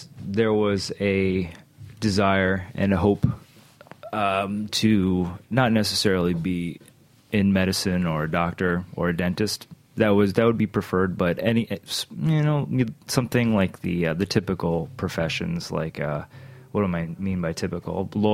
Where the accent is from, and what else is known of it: Hartford, Connecticut, United States; born or raised there; also born or lived in Bronx, New York